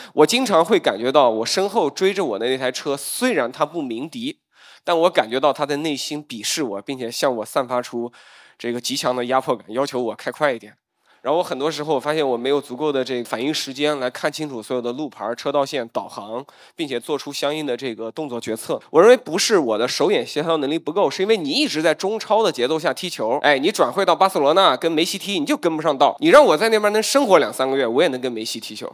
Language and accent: Chinese; China; 我们中国人